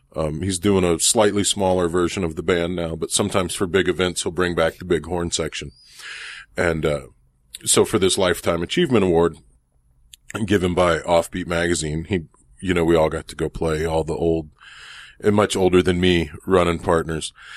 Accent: South Louisiana, United States; also born or lived in New Orleans; I grew up in South Louisiana and all of my professional life I've lived in New Orleans

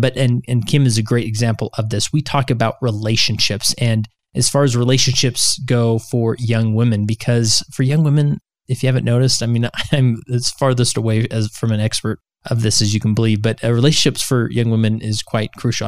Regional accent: West Valley City, Utah, United States; I'm from West Valley

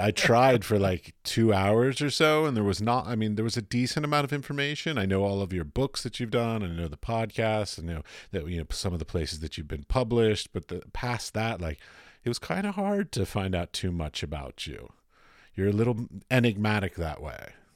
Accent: Arlington, Virginia, United States; I grew up in Arlington

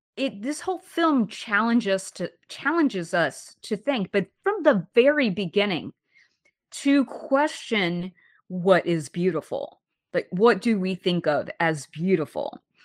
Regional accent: Alabama, United States; now in New York, United States; the city where I grew up in Alabama

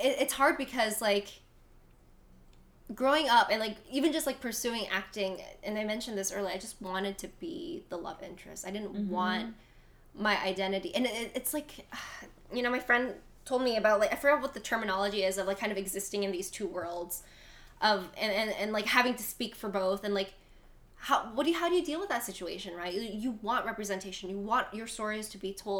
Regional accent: United States; being born in the States

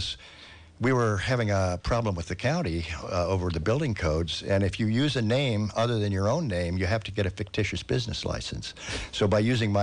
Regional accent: Southern California, United States; moved away; I grew up in Southern California

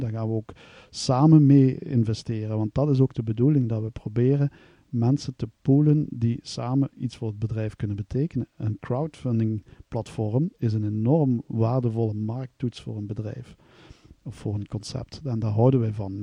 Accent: Kanne, Flanders, Belgium; Ik ben van kan, kan afkomstig aan de grens bij Maastricht

